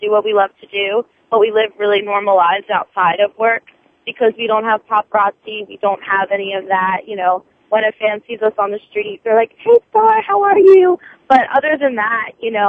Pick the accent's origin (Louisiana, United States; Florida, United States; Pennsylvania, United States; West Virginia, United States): Pennsylvania, United States; Philadelphia; accent: Philly; my Philly accent